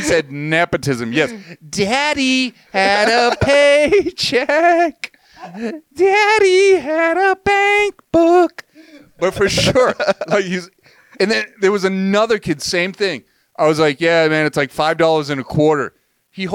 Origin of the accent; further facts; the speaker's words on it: Massachusetts, United States; moved away; I grew up in Massachusetts, which is notoriously famous for education, right?